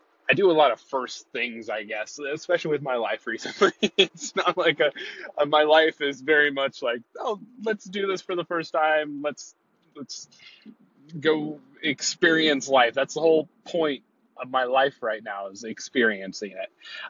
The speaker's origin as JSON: {"language": "English", "region": "California", "country": "United States", "tie": "born or raised there", "said": "I'll be headed back to my hometown of the central coast coming next 2 weeks or so."}